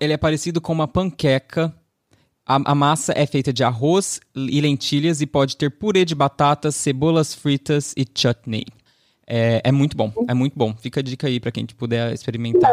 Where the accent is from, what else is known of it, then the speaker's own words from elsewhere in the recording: Southeast Brazil, Brazil; eu, sendo uma pessoa que nascida e criada no Sudeste